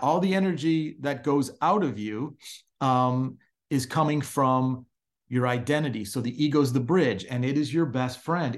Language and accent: English; Chicago, Illinois, United States; growing up in Chicago